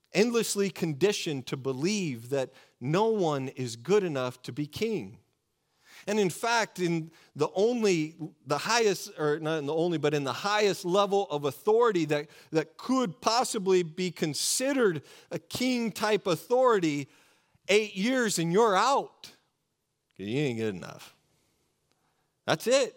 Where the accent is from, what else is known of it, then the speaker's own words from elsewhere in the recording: Oregon, United States; I grew up in Oregon, just about an hour and a half from the coast of Oregon